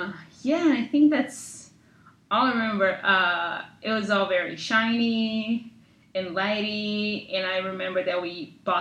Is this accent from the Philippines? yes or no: no; Brazil; moved away; I grew up in Brazil. Mm-hmm. Yes. So I lived in one town.